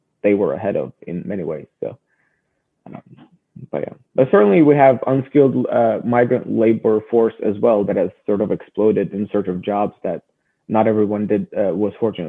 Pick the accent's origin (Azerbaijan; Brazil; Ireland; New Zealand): Azerbaijan; Baku; moved away as an adult; now in Washington, D.C., United States; I am originally from Azerbaijan. I was born in the capital city of Baku, and that's where I grew up. And I moved to the United States when I was 18 for college and have been here since then